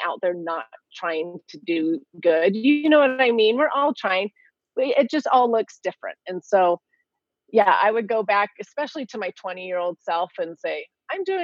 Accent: California, United States; I grew up in California. I'm a California girl.

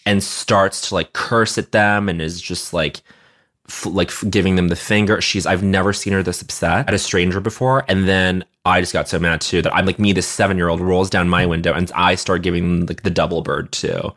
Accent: Montreal, Quebec, Canada; moved away; growing up in Montreal

